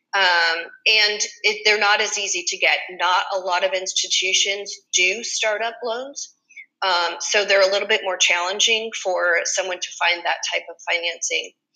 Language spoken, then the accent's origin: English; Springfield, Massachusetts, United States; moved away as an adult; now in Fort Myers, United States; I grew up in Springfield, Massachusetts, and moved down to Fort Myers, Florida, in 2002